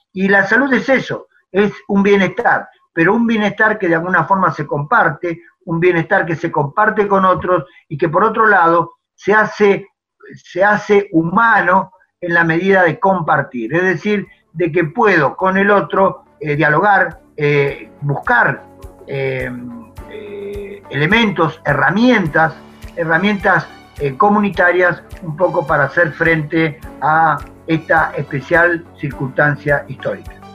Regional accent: La Pampa, Argentina; also born or lived in Buenos Aires; Estoy en La Pampa, de donde soy oriundo, pampeano, nacido y criado

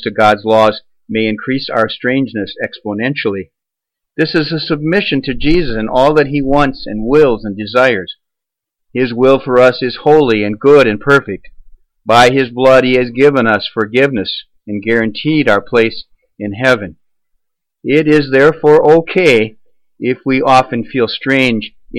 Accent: United States; our problem as American Christians in this year 2014

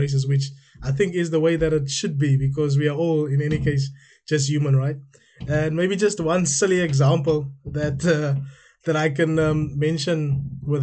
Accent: South Africa; now in United Kingdom; I'm a South African currently living in the United Kingdom

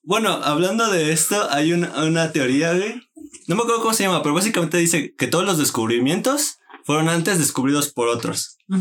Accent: Mexico; yo soy mexicano

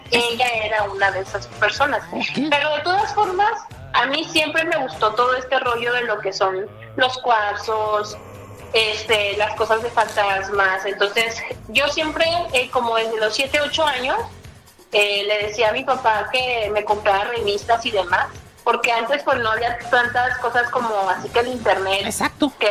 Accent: Torreón, Coahuila, Mexico; Yo soy de la ciudad de Torreón, Coahuila.

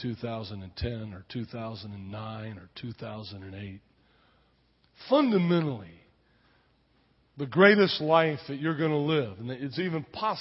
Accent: Texas, United States; moved away; also born or lived in Spain; I grew up down in Texas

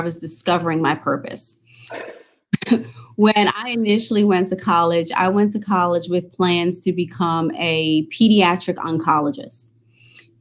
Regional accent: New York, United States; moved away as an adult; also born or lived in Maryland; I'm originally from New York.

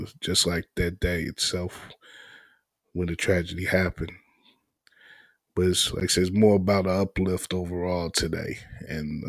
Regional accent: Chicago, Illinois, United States; as a Chicagoan, as a basketball fan who was raised on Michael Jordan

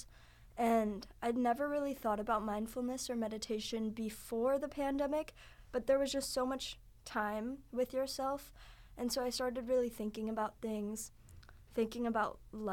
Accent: California, United States; moved away as an adult; also born or lived in Santa Barbara, California; now in Boston, United States; I'm from California, and I'm a transfer student from Santa Barbara.

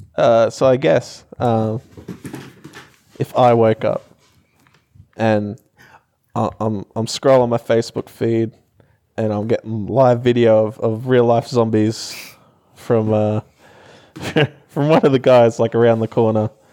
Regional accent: Townsville, Queensland, Australia; moved away; I'm from Townsville

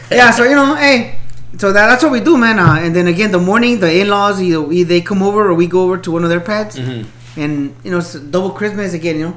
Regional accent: Los Angeles, California, United States; maybe because we grew up in East LA, Boyle Heights area, you know.

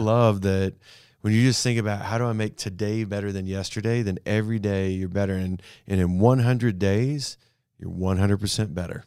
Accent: Canada; also born or lived in Abilene, Texas; now in Amarillo, United States; I grew up in Canada, north of here.

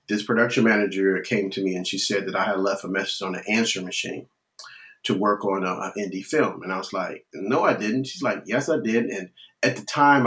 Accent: Chicago, Illinois, United States; moved away as an adult; now in Texas, United States; Although I live in the great state of Texas, I'm originally from Chicago

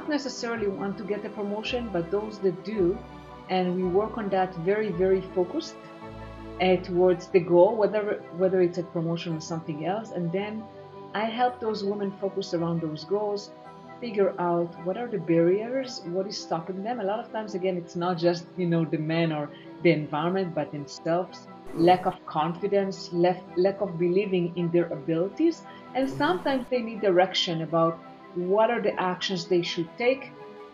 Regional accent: Israel; moved away as an adult; also born or lived in United States; I now reside in Israel, as you mentioned, and I'm originally from Israel. However, I did live in the US for 9 years

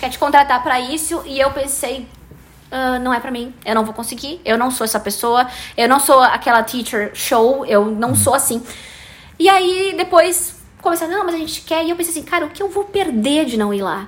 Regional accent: Brazil; I'm ah, Brazilian and I speak

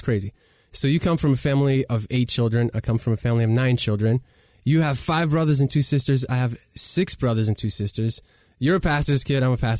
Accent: the South, United States; Well, I grew up in the South, so I guess I speak Southern, if that's a language.

